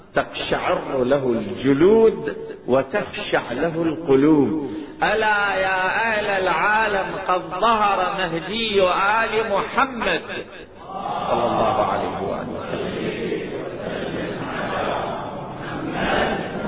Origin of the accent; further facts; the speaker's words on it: Iraq; عندنا في العراق